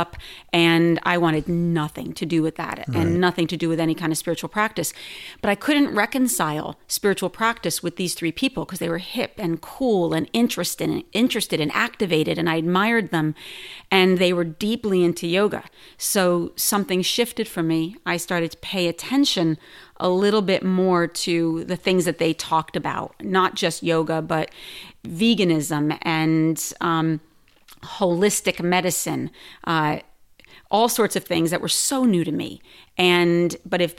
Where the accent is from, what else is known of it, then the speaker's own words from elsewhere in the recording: New Jersey, United States; moved away; also born or lived in New York City; I grew up in New Jersey, moved to New York City